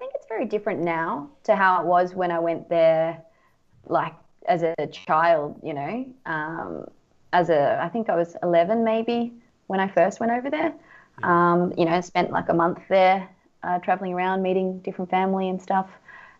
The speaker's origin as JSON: {"language": "English", "country": "Australia", "said": "it for me as an Aussie, where the dollar is worth so much more than the Indonesian rupiah"}